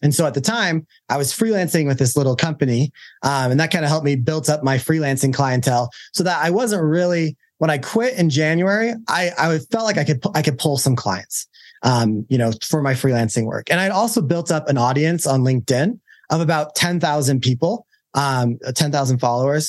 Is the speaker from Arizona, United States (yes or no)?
no; Utah, United States; I'm from Utah